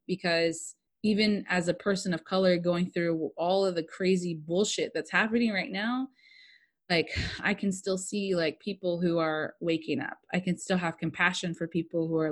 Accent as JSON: {"language": "English", "country": "United States", "said": "I'm just American and I'm a mutt"}